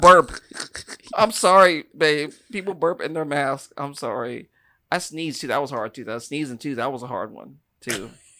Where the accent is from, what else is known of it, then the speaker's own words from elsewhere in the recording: the East, United States; moved away; I'm from the East